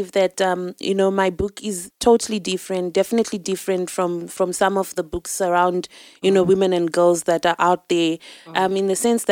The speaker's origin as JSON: {"language": "English", "country": "Zimbabwe", "moved": "yes", "lives_now": "South Africa", "said": "I'm from Zimbabwe. I'm here in South Africa now."}